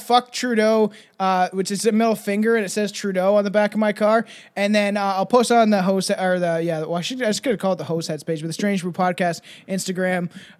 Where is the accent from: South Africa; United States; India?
United States; New Jersey; What's going on, everybody? I'm from Jersey.